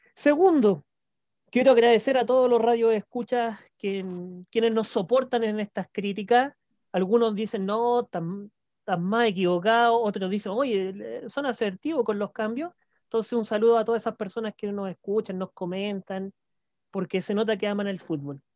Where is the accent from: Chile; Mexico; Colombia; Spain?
Chile; yo soy chileno